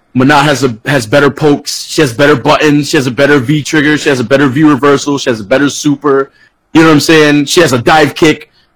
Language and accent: English; New York City, New York, United States; now in Florida, United States; I'm from the Bronx originally, Bronx, New York